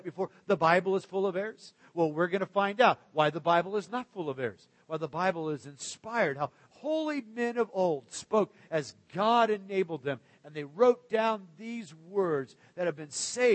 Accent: Arizona, United States; also born or lived in Pacific Northwest; now in Central Florida, United States; the kind of rock that I grew up with in Arizona or when we lived in the Great Northwest.

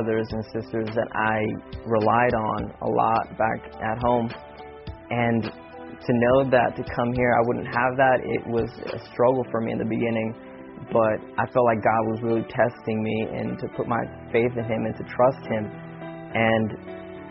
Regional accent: Southern California, United States; moved away as an adult; also born or lived in Central Florida; now in Florida, United States; I moved from Southern California to Central Florida. And it was a very tough moment in my life because I had to step out of my comfort zone where I was born and raised

